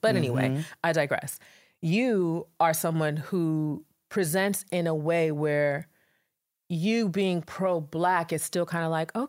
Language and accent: English; Nigeria; And like, I'll say I'm Nigerian and then they ask a question.